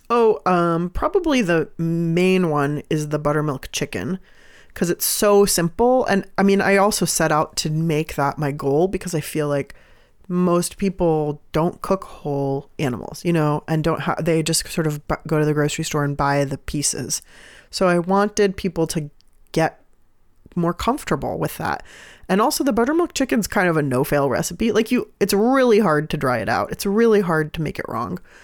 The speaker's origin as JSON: {"language": "English", "town": "San Diego", "region": "California", "country": "United States", "tie": "born or raised there", "also_born_or_lived": "Iran (family)", "moved": "yes", "lives_now": "Oakland, United States", "said": "I'm from San Diego, so I grew up going to Mexico a lot."}